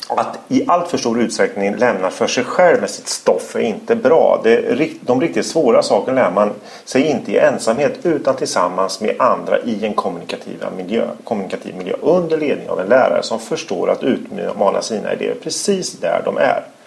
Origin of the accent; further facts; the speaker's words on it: Örebro, Örebro County, Sweden; I Örebro heter motsvarande område Vivalla. Där är jag uppvuxen